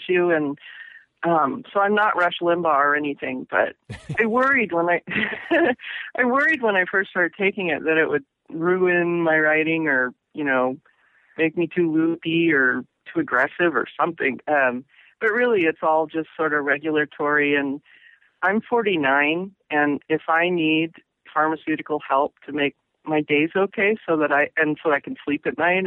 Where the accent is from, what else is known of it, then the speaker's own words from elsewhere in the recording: Pacific Northwest, United States; also born or lived in Massachusetts / New York / Florida / Ohio; I grew up in the Northwest, and I've always come back, and cumulatively, I've lived here the most number of years